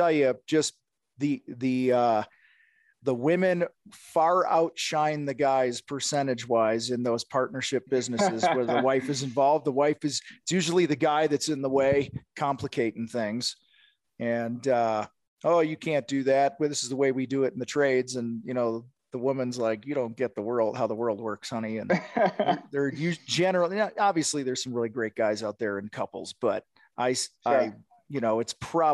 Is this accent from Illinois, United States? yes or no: yes; Wheaton, Illinois, United States; I grew up in Wheaton, Illinois